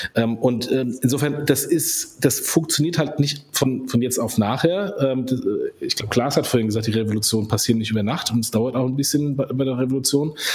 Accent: Germany; ich als Deutscher

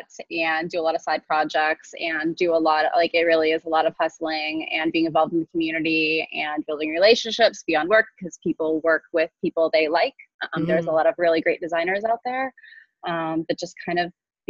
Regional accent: Houston, Texas, United States; moved away as an adult; also born or lived in Nigeria / Waco, Texas; now in Pensacola, United States; I was pretty much born and raised in Texas.

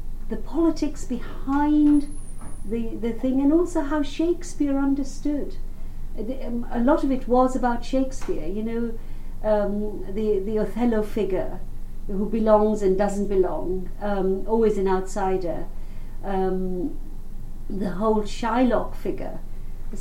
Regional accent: Uganda; now in London, United Kingdom; growing up in Uganda

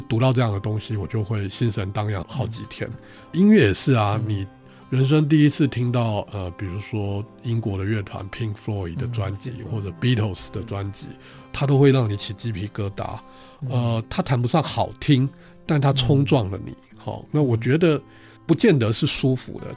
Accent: Taiwan; 我生出来其实是在嗯。现在的星光医院那个地方，以前是嗯。星光纺织厂嗯。所以我就生在那个厂房的宿舍

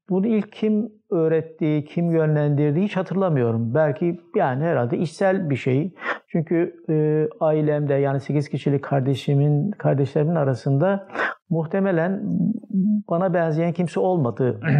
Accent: Malatya, Turkey; Ee, 1953 doğumluyum. Ee, Mardin asıllı bir ailenin Malatya'da e, büyüyen bir ferdiyim. Ee, İlkokulu Malatya'da okudum.

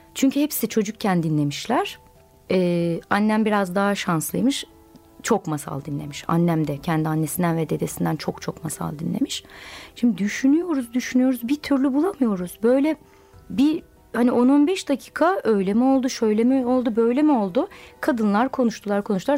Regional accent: Okçu village, Eskişehir, Turkey; Eskişehir'in Okçu köyünde büyüdüm.

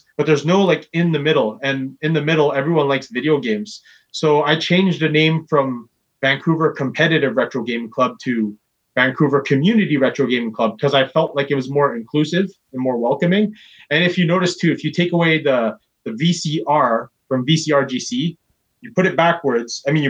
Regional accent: Philippines; Oh, for sure. Like, I'm Filipino, man.

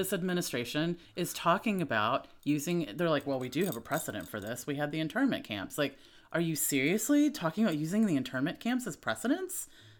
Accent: the South, United States; As being a Southerner

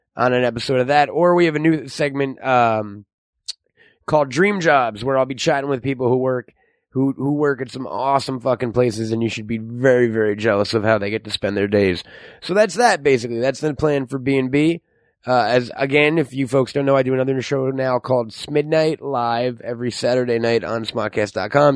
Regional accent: New York, United States; now in Los Angeles, United States; I'm from New York

